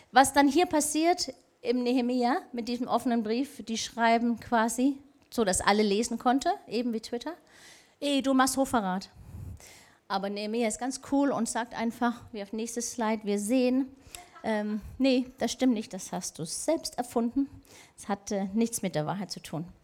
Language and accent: German; Denmark; ich habe so einen Spaß gehabt, die letzten paar Wochen zu sehen, was mit meinem Heimatland Dänemark und Trump passiert ist.